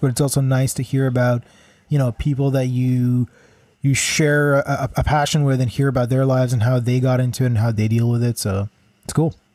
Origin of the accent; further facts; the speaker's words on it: Kadima, Central District, Israel; also born or lived in Vancouver; now in Toronto, Canada; Kadima is actually the, the name of my hometown